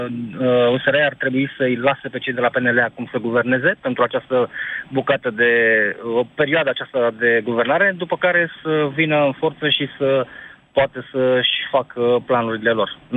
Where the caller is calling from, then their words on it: Pitești, Argeș, Romania; Bună ziua, Emil, sunt din Pitești.